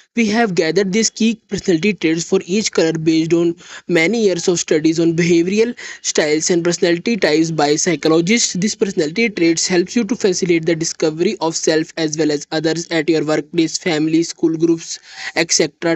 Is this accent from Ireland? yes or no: no; India; I am from India.